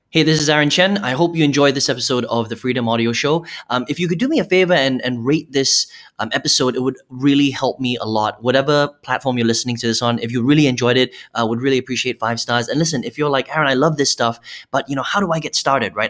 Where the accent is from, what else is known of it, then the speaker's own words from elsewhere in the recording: Malaysia; I'm Chinese, right? I'm Malaysian Chinese